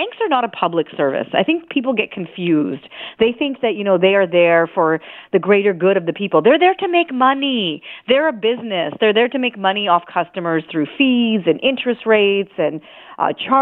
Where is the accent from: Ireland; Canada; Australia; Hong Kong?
Canada; being a Canadian